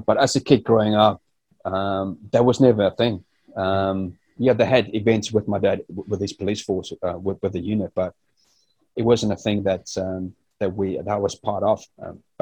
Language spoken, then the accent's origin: English; South Africa; moved away; also born or lived in United Kingdom; Growing up in South Africa